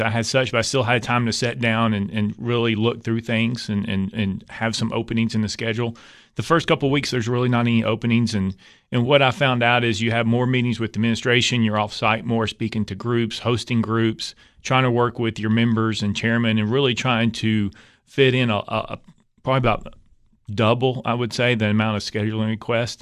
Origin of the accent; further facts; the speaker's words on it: Knoxville, Tennessee, United States; also born or lived in Lake City, Tennessee / Cumberland County, Tennessee; I grew up in, in, uh, West Knoxville